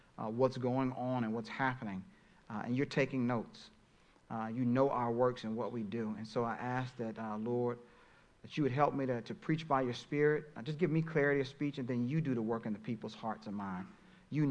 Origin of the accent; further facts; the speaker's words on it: Texas, United States; now in Pennsylvania, United States; I grew up in Texas, not here in Pennsylvania